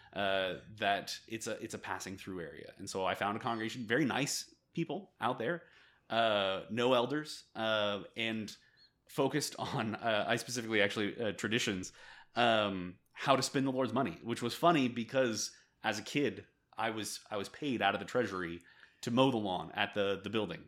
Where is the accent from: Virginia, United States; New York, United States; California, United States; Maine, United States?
California, United States; moved away as an adult; also born or lived in Korea; now in El Paso, United States; I grew up in the Church of Christ, uh, in California